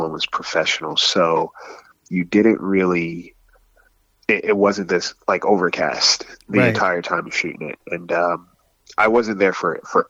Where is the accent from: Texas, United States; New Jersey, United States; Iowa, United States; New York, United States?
New Jersey, United States; I'm from Jersey